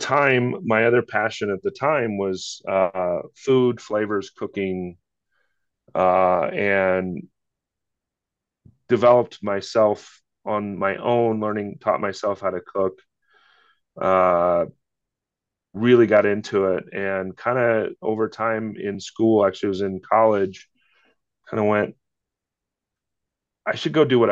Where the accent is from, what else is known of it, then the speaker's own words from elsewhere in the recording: Iowa, United States; now in Littleton, United States; grew up in the Midwest in Iowa